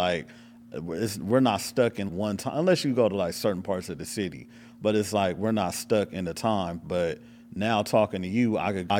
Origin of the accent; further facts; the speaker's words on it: Los Angeles, California, United States; You know, I am from Hollywood. I'm from L.A.